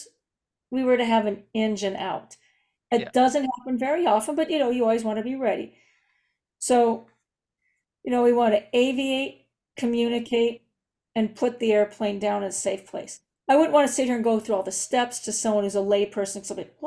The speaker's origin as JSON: {"language": "English", "region": "Southern California", "country": "United States", "tie": "born or raised there", "said": "I was born in Southern California. Was raised in Southern California, and I've only lived in the state."}